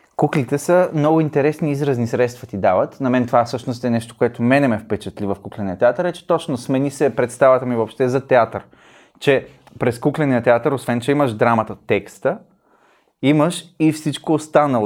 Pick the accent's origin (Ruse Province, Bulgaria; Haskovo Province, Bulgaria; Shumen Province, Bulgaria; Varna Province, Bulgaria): Shumen Province, Bulgaria; Shumen; Аз съм от Шумен